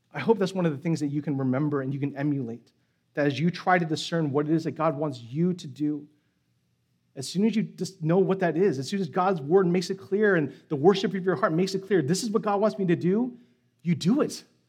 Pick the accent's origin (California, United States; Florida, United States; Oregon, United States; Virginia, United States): California, United States; San Francisco; moved away; I'm from San Francisco, so that means I am a Giants fan